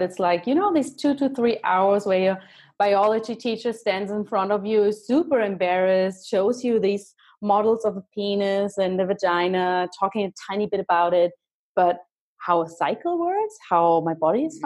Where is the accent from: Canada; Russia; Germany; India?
Germany; now in Switzerland; I'm living in Switzerland now. Yeah, but I'm from Germany